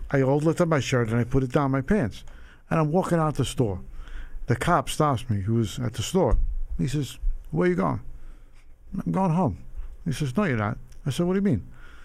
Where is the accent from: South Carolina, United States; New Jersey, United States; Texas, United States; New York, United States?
New York, United States; New York City; also born or lived in Long Island; I grew up in Rockaway Park, which is near Howard Beach area